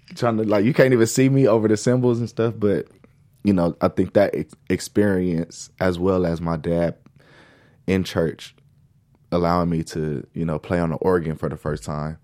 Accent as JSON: {"language": "English", "town": "Lancaster", "region": "California", "country": "United States", "tie": "born or raised there", "also_born_or_lived": "Los Angeles, California", "said": "I was born in Los Angeles and raised in Lancaster."}